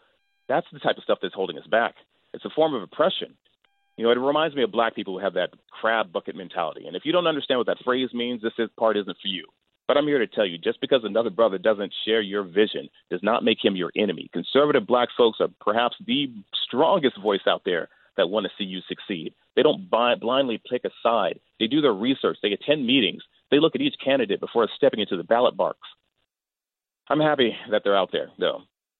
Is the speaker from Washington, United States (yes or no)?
no; Greenville, Mississippi, United States; And I told you, I grew up in Greenville, Mississippi, surrounded by Confederate imagery.